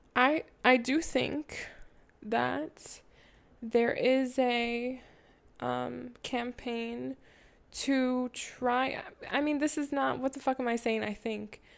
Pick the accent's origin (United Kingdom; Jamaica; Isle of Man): Jamaica; I'm Jamaican.